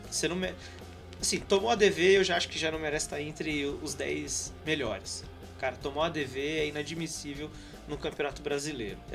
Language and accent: Portuguese; Campinas, São Paulo, Brazil; eu, eu por exemplo, sou de Campinas, né?